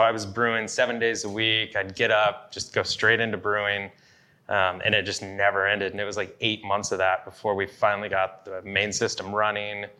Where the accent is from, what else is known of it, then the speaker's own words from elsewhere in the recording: Yakima, Washington, United States; growing up in Yakima